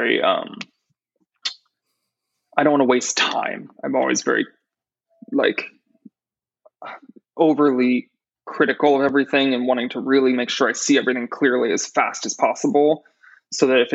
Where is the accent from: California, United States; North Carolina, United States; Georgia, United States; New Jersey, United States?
California, United States; Cardiff-by-the-Sea; also born or lived in New York; now in Los Angeles, United States; Cardiff by the Sea, my hometown